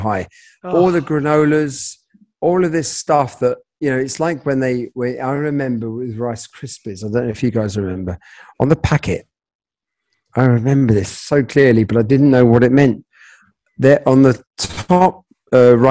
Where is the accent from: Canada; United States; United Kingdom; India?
United Kingdom; London; also born or lived in Australia; I grew up in London, my birthday treat was, I lived near Paddington